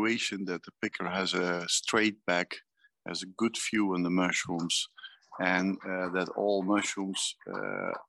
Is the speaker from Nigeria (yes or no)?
no; Netherlands; I'm from Holland.